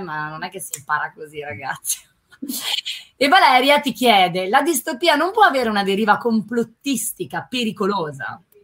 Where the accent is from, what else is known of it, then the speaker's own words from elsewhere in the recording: Milan, Lombardy, Italy; io da milanese